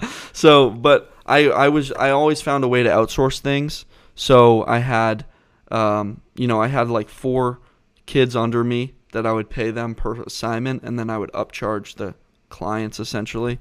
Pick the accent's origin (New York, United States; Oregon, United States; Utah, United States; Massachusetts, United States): Massachusetts, United States; Southborough; I grew up right outside of Boston, about twenty miles outside Boston West, and, um, in a small town called Southborough, Massachusetts.